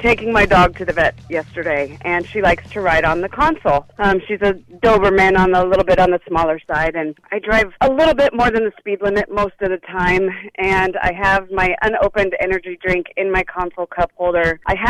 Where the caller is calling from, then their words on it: Des Moines, Iowa, United States; Des Moines.